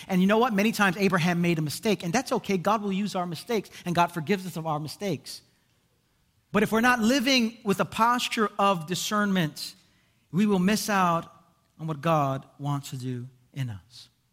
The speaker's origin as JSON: {"language": "English", "town": "Brooklyn", "region": "New York", "country": "United States", "said": "I'm from Brooklyn"}